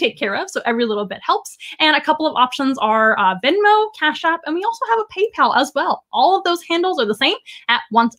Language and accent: English; San Antonio, Texas, United States; in San Antonio, wonderful, right, which is my hometown